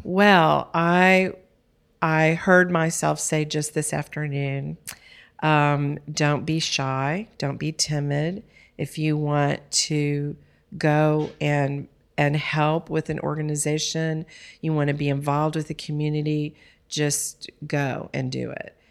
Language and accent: English; Texas, United States; I'm from Texas